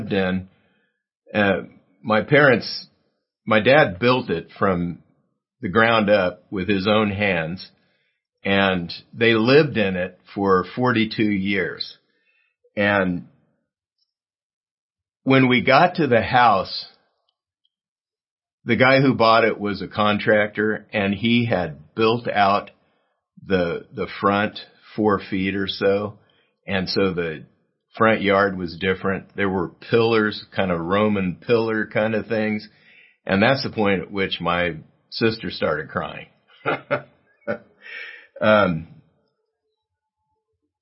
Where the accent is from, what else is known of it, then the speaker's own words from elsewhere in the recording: South Gate, California, United States; my hometown of Southgate near downtown L.A.